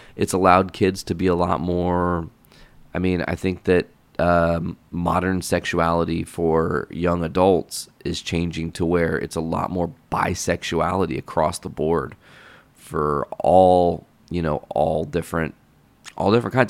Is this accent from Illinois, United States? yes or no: yes; Hoopeston, Illinois, United States; my hometown is small